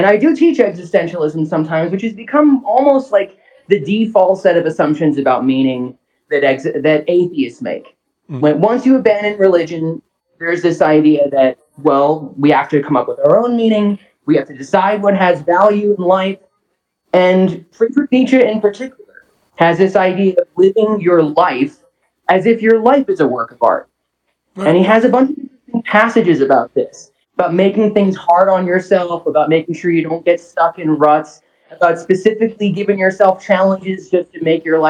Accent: South New Jersey, United States; moved away; also born or lived in Philadelphia; I grew up in South New Jersey

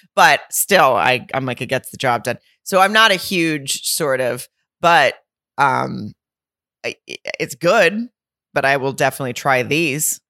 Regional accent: the South, United States; I'm from the South

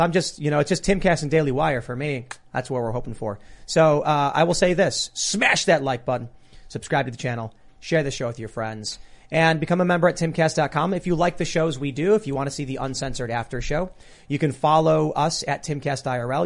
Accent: United States; as an American

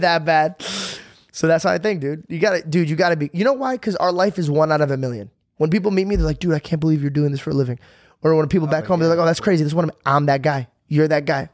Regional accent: Arizona, United States; moved away; I came from Arizona

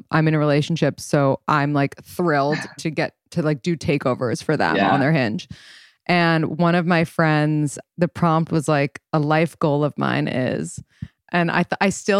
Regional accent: New York, United States; I'm from New York, born and raised

